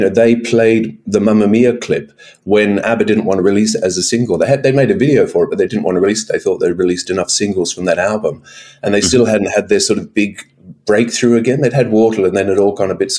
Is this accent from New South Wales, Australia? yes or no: no; Brisbane, Queensland, Australia; also born or lived in Melbourne, Victoria; I grew up in Brisbane